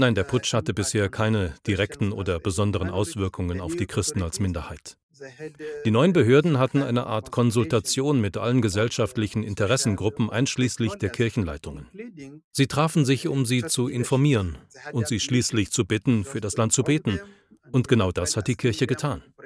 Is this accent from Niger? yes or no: yes; Niger; Ich komme selbst aus der Republik Niger